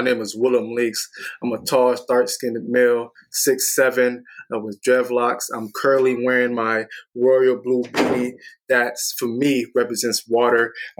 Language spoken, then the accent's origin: English; Antioch, California, United States; So I grew up in Antioch, California, specifically Sycamore Drive, which more of like it's a more urban street in Antioch, California. I was raised by my grandmother. My grandma raised me since the age of 7. I grew up in Antioch, California